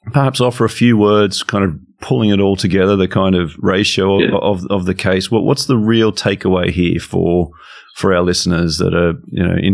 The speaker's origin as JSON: {"language": "English", "town": "Wollongong", "region": "New South Wales", "country": "Australia", "also_born_or_lived": "Sydney", "said": "although I'm from the Gong"}